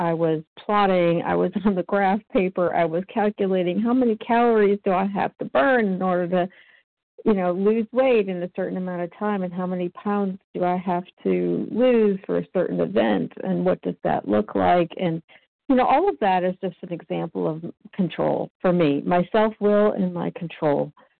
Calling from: Georgia, United States; It's … in Georgia.

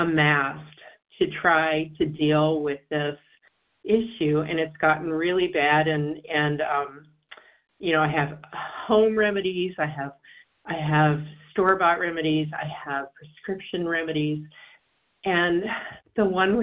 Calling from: Washington, District of Columbia, United States; from D.C. and Washington, D.C.

